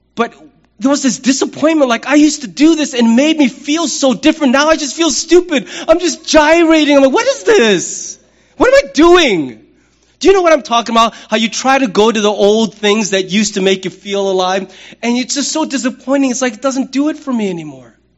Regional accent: United States; I am a man, I'm an American, I'm a pastor, I'm a father, I'm a citizen of the United States

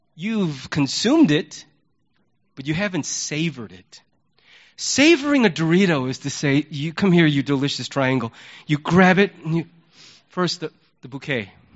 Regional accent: United States; as an American

